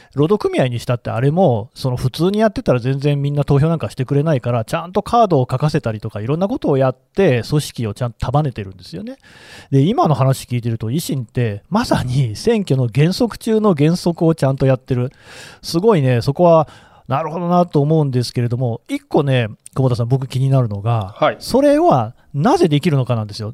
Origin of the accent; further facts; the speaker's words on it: Nagoya, Aichi, Japan; moved away; 私は出身は名古屋で、まあ、言ってみれば都市部だったので